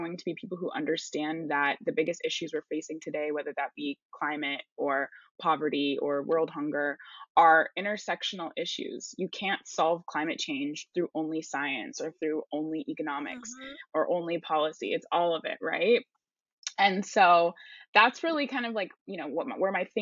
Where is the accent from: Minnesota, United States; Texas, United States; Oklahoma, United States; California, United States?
California, United States; I grew up in California